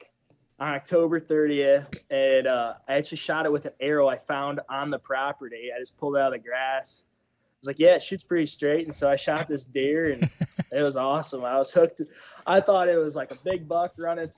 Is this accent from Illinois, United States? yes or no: yes; Winnebago, Illinois, United States; moved away as an adult; now in Iowa, United States; I'm originally from Northern Illinois, just outside of Winnebago. Grew up there on my family farm